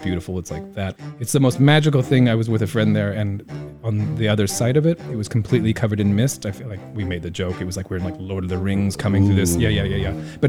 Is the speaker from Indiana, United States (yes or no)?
yes; Indiana, United States; now in Taiwan; I love my hometown in Indiana, but like, it's just flat.